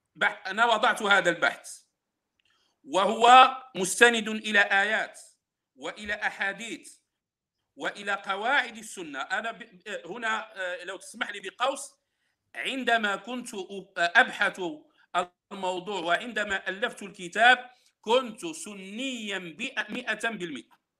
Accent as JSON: {"language": "Arabic", "country": "Morocco", "said": "انا بالمناسبه انتمي الى المغرب"}